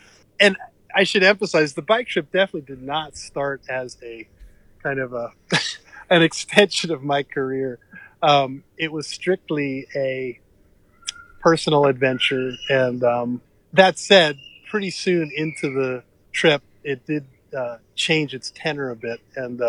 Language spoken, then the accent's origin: English; New York City, New York, United States; now in Massachusetts, United States; I grew up in New York City, which actually has a lot of nature if you look for it, and I grew up in a little corner of the Bronx called Riverdale, which actually had lots of trees back in the 70s